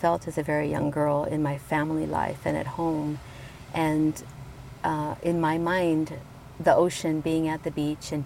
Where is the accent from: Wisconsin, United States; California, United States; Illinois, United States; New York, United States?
California, United States; Santa Monica; also born or lived in Colombia; now in Monterey, United States; I'm originally from Colombia. I grew up in Colombia until I was 9. Until 1981, I grew up in Santa Monica.